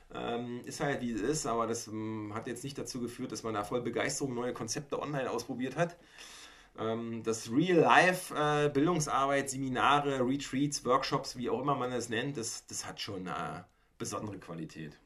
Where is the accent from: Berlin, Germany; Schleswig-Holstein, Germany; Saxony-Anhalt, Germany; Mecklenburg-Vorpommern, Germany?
Mecklenburg-Vorpommern, Germany; moved away as an adult; weil ich bin ja auch ursprünglich aus Mecklenburg-Vorpommern. Und in dem, auf der anderen Seite von Parchim aufgewachsen.